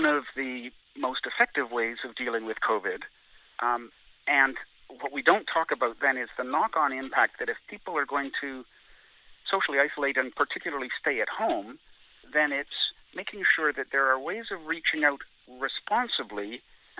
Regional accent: Gulf Islands, British Columbia, Canada; I have fond memories of growing up in the Gulf Islands between Vancouver and Victoria

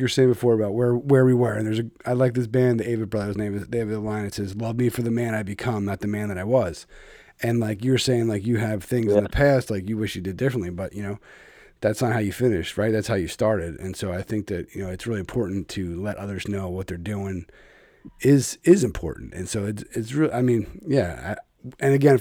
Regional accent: Philadelphia, Pennsylvania, United States; now in Connecticut, United States; I'm from Philly, but we're Pennsylvania guys

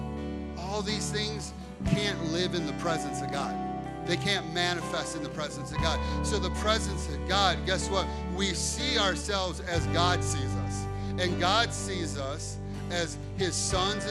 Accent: Chicago, Illinois, United States; I grew up in Chicago.

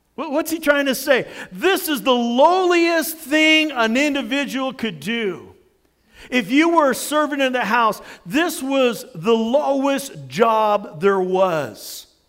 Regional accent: United States; I'm an American

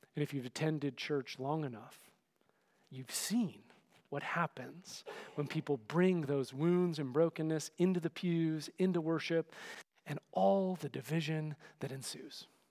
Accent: Oakland, California, United States; growing up in the Berkeley, Oakland area

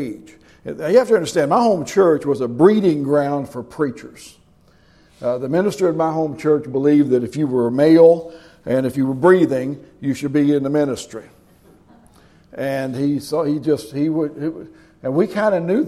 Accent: Kentucky, United States; moved away as an adult; also born or lived in Tennessee / Cincinnati; I was from Kentucky

